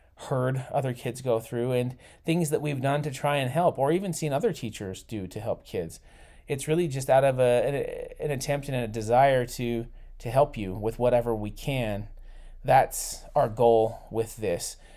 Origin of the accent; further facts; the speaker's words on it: Utah, United States; I was born in Utah, too